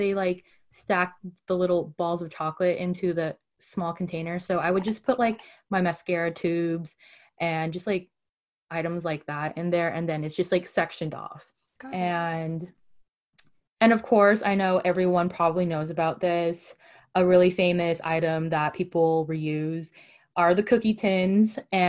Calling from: California, United States; I'm calling from the Bay Area, California.

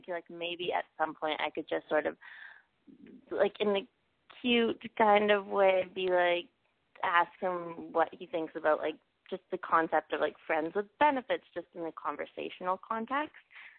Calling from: Toronto, Ontario, Canada; I am 21, and I'm calling from Toronto.

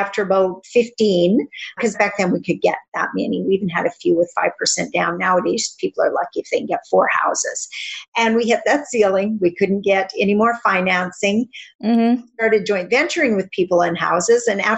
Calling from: Regina, Saskatchewan, Canada; I am in Regina, Saskatchewan, which is central Canada.

